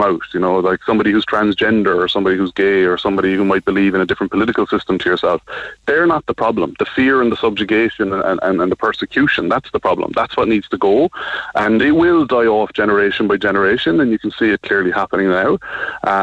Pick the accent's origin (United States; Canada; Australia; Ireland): Ireland; I'm a straight Irish Christian, former Christian atheist male